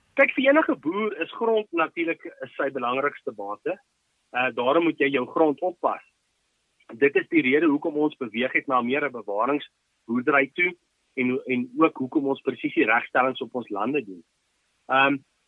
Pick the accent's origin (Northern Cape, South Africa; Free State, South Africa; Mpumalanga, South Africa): Mpumalanga, South Africa; Ermelo; also born or lived in Potchefstroom; ek is gebore in Ermelo en ek het hier so groot geword.